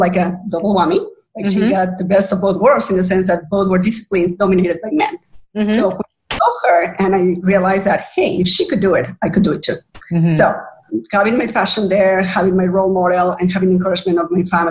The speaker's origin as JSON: {"language": "English", "region": "Mexico City", "country": "Mexico", "said": "I'm originally from Mexico City"}